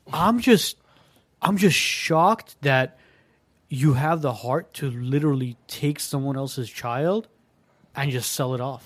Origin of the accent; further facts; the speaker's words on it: Armenia; moved away; I was born in Armenia